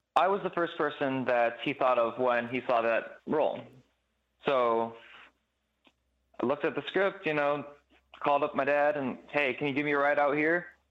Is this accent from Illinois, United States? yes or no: yes; Chicago, Illinois, United States; I grew up in Chicago